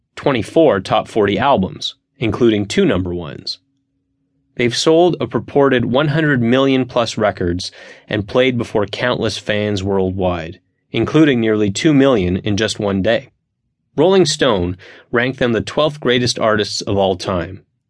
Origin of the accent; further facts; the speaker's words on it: Montreal, Quebec, Canada; in my hometown of Montreal